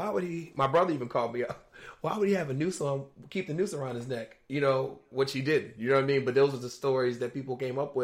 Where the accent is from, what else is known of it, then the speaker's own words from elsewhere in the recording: Virginia, United States; my home state of Virginia